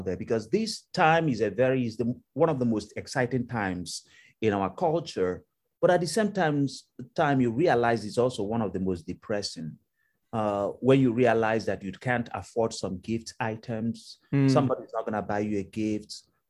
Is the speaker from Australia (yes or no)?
no; Nigeria; moved away as an adult; now in Cleveland, United States; I came originally from Nigeria.